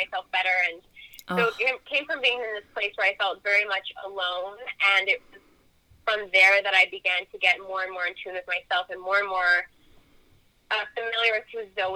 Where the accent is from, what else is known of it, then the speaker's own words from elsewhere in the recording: Canada; I am Canadian